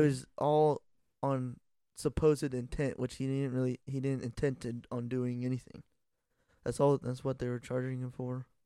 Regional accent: Ohio, United States; we're from Ohio

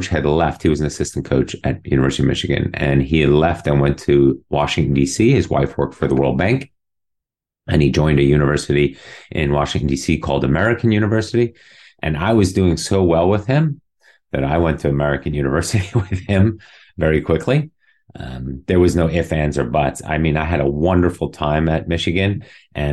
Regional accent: Munich, Bavaria, Germany; also born or lived in New York City, United States; now in Dallas, United States; It was in Munich, my hometown, and where I did all my swimming growing up

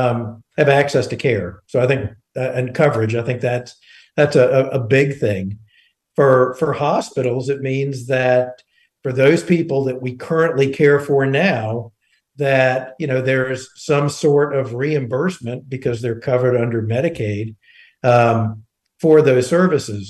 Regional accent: Eastern North Carolina, United States; I grew up in Eastern North Carolina and went to Pitt County schools

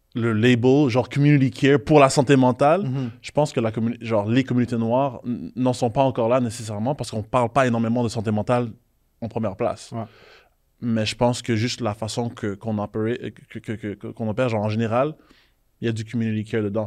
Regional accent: Haiti; Moi, je suis haïtien

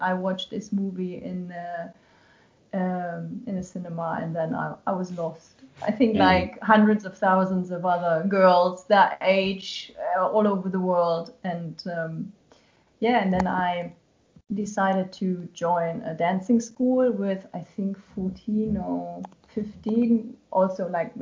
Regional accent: Germany; when I did my Abitur, when I finished high school

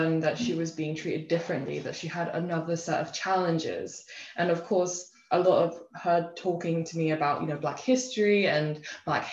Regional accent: England, United Kingdom; moved away as an adult; also born or lived in United States / Copenhagen, Denmark; now in Denmark; I grew up mostly in England, but I had a little bit of my, like a glimmer of my childhood, about 3 years in Copenhagen, in Denmark

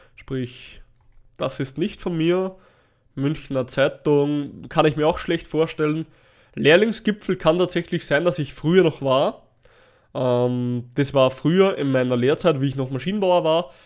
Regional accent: Natternbach, Upper Austria, Austria; bei uns in Nattenbach, also in meinem Heimatort

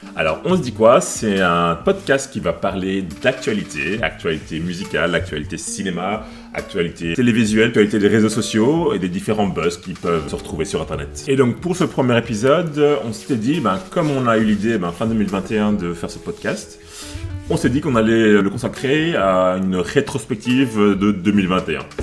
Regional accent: Brussels, Brussels-Capital Region, Belgium; J'ai vécu en Belgique, euh, à Bruxelles depuis que j'ai 3 ans

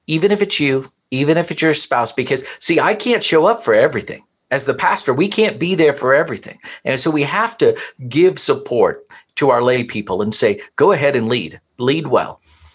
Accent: Louisville, Kentucky, United States; born there; I was born in Louisville, Kentucky

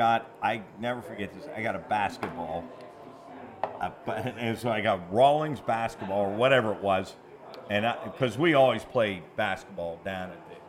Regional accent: Wheeling, West Virginia, United States; 24th Street in Warwood. I grew up in Warwood on 24th Street.

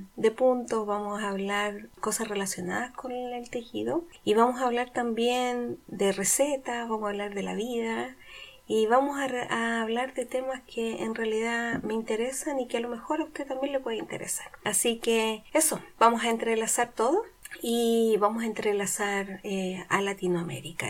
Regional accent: Chile; moved away; yo soy procedencia de Chile. Y entonces, aunque he estado muchos años en el extranjero

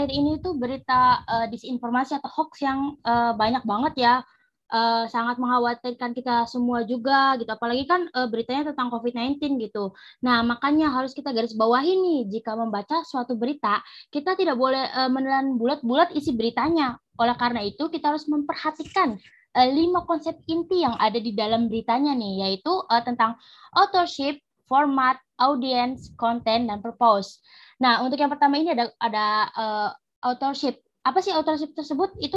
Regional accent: Indramayu, West Java, Indonesia; asal gue dari Indramayu dan gue uh, sekarang uh, menjadi mahasiswa Universitas Pajajaran.

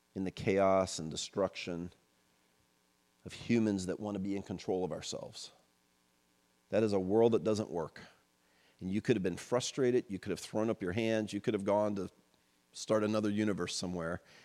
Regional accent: United States; born and raised in the United States in the second half of the twentieth century, as I was

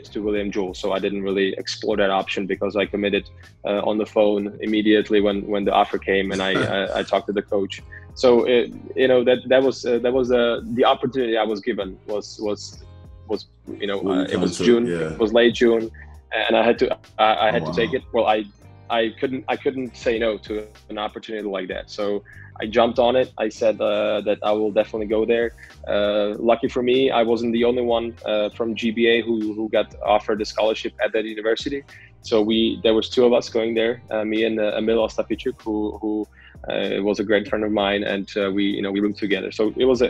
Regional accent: Prague, Czechia; moved away as an adult; also born or lived in Kansas City, Missouri; I'm from Prague, Czech Republic, which is in Central Europe

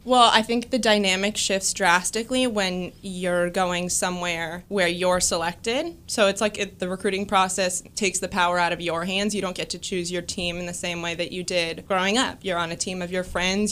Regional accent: California, United States; I grew up in California and I played, uh, college softball in California

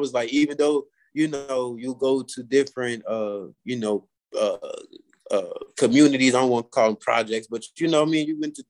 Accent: Maryland, United States; also born or lived in Carolina; Growing up in Maryland was cool

